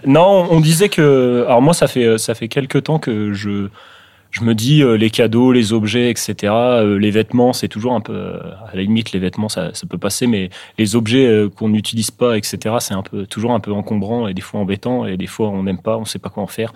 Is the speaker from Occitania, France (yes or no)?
no; Orléans, Centre-Val de Loire, France; à Orléans, dans, dans, ma ville, dans ma ville natale